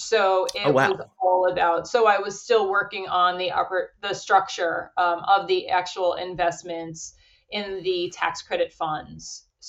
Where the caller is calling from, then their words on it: Marblehead, Massachusetts, United States; So I'm calling in from Marblehead, Massachusetts. It's on the North Shore of Boston. And I went to law school here in Boston